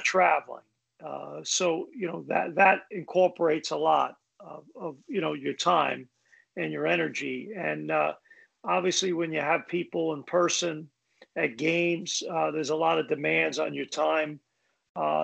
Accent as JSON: {"language": "English", "town": "New York City", "region": "New York", "country": "United States", "tie": "born or raised there", "moved": "yes", "said": "my life growing up in Brooklyn"}